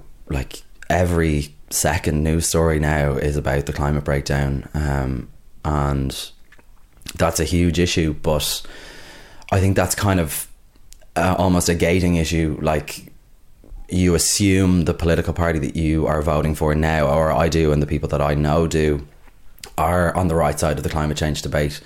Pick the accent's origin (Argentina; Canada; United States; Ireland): Ireland; Dublin, Leinster; I'm originally from Clontarf, so I used to vote in Dublin by North.